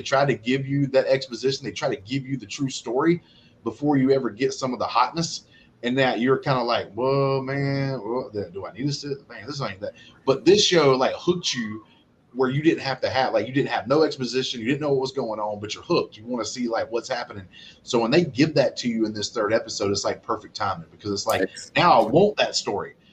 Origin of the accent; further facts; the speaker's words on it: Alabama, United States; I'm from Alabama.